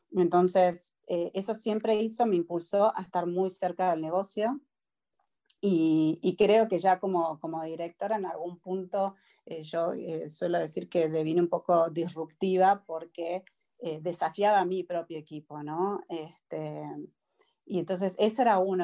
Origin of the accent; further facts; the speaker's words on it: Argentina; now in United States; uno como argentino